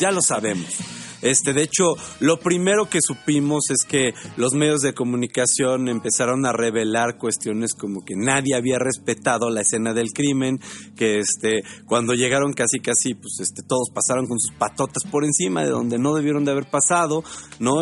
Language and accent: Spanish; Mexico